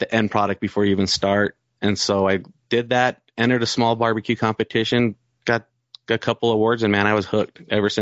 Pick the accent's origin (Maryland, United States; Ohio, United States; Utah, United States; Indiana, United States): Utah, United States; Salt Lake City; I was born here, raised in Salt Lake City